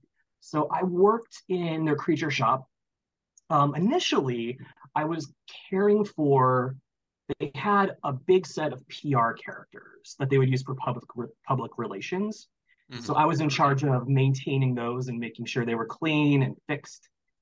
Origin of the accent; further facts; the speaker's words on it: Minnesota, United States; I'm from Minnesota originally